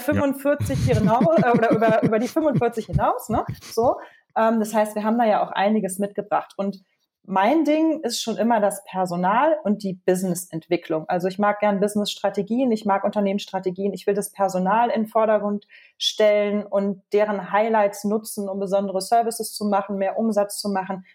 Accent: Germany; now in Switzerland; Ich bin nicht sehr gerne als Deutsche in der Schweiz, weil ich mich hier nicht willkommen fühle

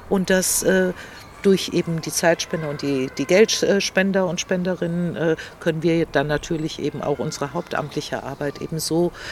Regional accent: Greece; Ich komme ja aus Griechenland

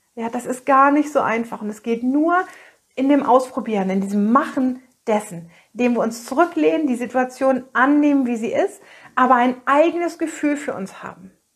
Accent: Northern Germany, Germany; hier bei uns in Norddeutschland

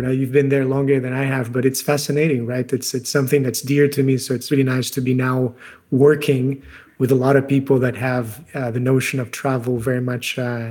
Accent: Brazil; moved away as an adult; now in Amsterdam, Netherlands; I'm originally from Brazil, but I've been traveling around the world for the last 20-something years.

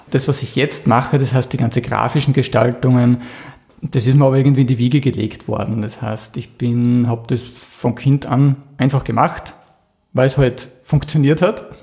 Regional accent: Krieglach, Styria, Austria; Ja, ich komme aus Krieglach im Mürztal.

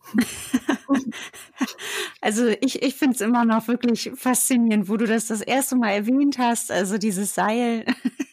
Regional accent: Germany; hier bei uns in Deutschland

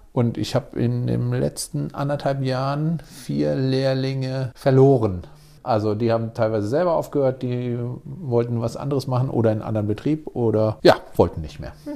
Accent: between Cologne and Düsseldorf, North Rhine-Westphalia, Germany; now in Wiesbaden, Germany; Ich bin genau zwischen Köln und Düsseldorf aufgewachsen.

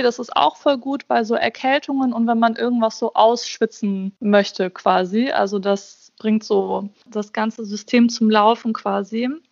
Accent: Bosnia & Herzegovina; ich bin Bosniakin. Also ich komme aus Bosnien

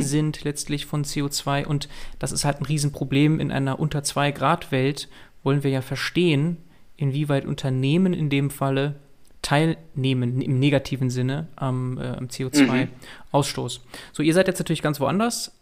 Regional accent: Münster, North Rhine-Westphalia, Germany; Als Münsteraner und vor allem Fahrradfahrer

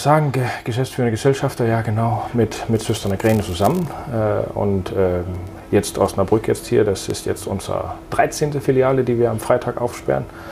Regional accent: Denmark; now in Münster, Germany; Ich bin äh, gebürtiger Däne, äh, wohne aber seit vielen, vielen Jahren in Deutschland

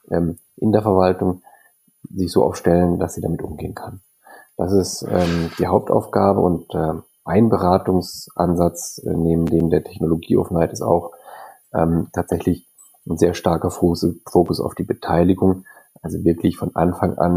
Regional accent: Freiburg, Baden-Württemberg, Germany; born there; Bächle ist mein Geburtsort, ich bin Freiburger gebürtiger

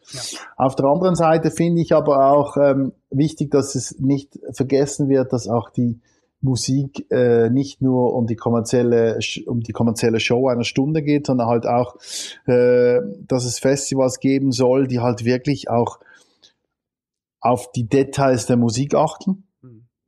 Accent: Switzerland; bei uns in der Schweiz

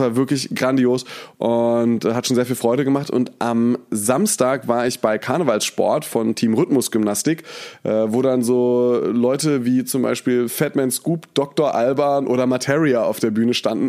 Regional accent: Mainz, Rhineland-Palatinate, Germany; moved away as an adult; also born or lived in Berlin; now in Cologne, Germany; ich komme ja aus Mainz. Das heißt, da habe ich sowieso immer Fasnacht gefeiert

